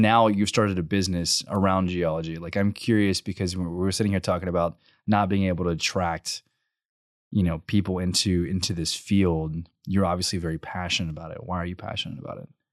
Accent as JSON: {"language": "English", "town": "College Station", "region": "Texas", "country": "United States", "tie": "born or raised there", "also_born_or_lived": "Bryan", "said": "I grew up in College Station, and then my senior year, my parents were like, \"We're gonna move to Bryan."}